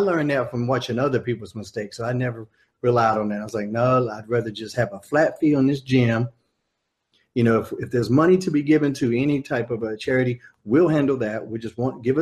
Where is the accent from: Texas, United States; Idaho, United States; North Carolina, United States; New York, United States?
North Carolina, United States; Smithfield; There's an aquatic center in Smithfield, North Carolina that has a real big gymnasium type things that you could pack a bunch of people in. And that's my hometown